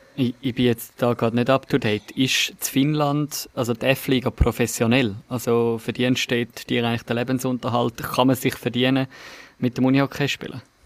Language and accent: German; Switzerland; Bei uns in der Schweiz